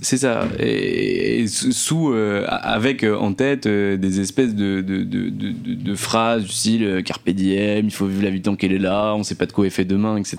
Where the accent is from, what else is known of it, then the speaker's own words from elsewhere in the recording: Nancy, Grand Est, France; moved away as an adult; now in Paris, France; je viens de Nancy à la base. Euh, j'y ai vécu pendant 25 ans et je suis venu à Paris